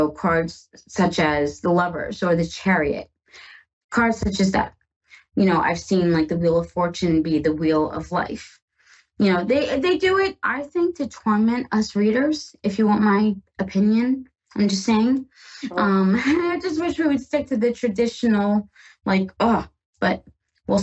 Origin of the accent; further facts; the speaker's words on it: Northeast, United States; I am from the Northeast, and oh my gosh, I have had enough of snow